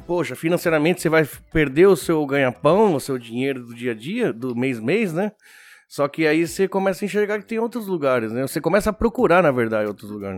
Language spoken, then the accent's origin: Portuguese; Argentina; now in Japan; eu fui criado na Argentina